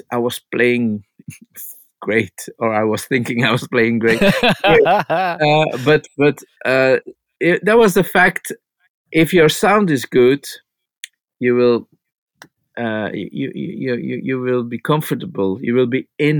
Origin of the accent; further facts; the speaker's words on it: Flanders, Belgium; I'm from the Flemish part from Belgium